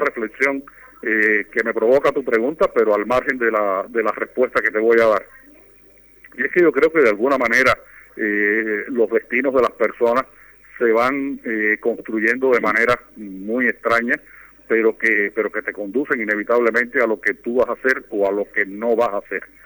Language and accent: Spanish; Cuba; born or raised there